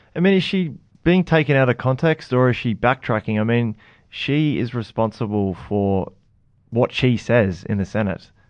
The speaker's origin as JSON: {"language": "English", "region": "Queensland", "country": "Australia", "said": "I'm a Queenslander"}